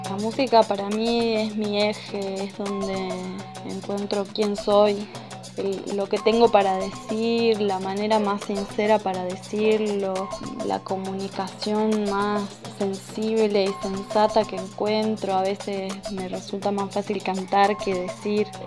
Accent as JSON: {"language": "Spanish", "region": "Salta", "country": "Argentina", "tie": "born or raised there", "also_born_or_lived": "San Antonio de los Cobres", "said": "Nací en Salta Capital. Me crié con una familia bastante abierta para su"}